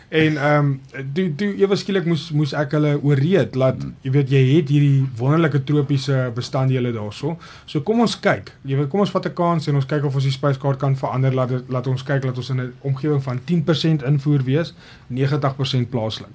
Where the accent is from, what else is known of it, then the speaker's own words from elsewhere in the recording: Mpumalanga, South Africa; moved away as an adult; now in Ghana; as Suid-Afrikaners